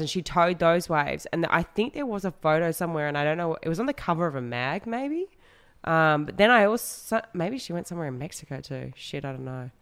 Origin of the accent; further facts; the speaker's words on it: Western Australia, Australia; I grew up in Western Australia